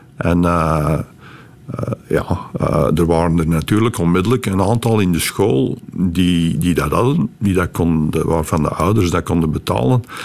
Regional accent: Beveren, Flanders, Belgium; moved away as an adult; now in California, United States; het dorp Melcelen, nu Groot-Beveren, waar ik ben opgegroeid

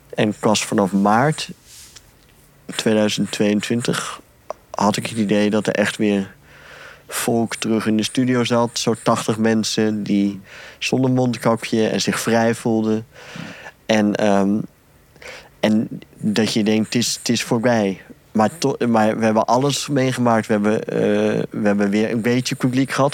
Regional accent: Ypres, Flanders, Belgium; ik kom uit Ieper

